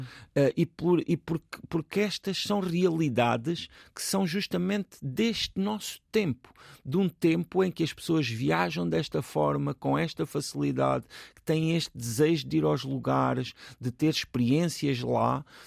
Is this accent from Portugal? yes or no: yes; Portugal; nós, como portugueses